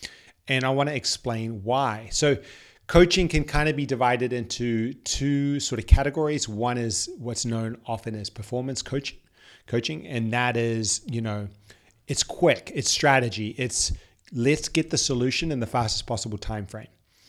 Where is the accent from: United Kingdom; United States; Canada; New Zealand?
New Zealand; moved away as an adult; now in Sydney, Australia; I had lived in Sydney for 7 years prior to this. I moved over from New Zealand for uni